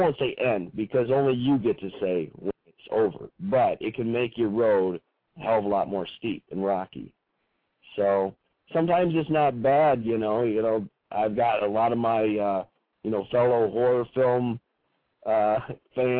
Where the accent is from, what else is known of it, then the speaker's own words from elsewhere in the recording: Michigan, United States; growing up in Michigan here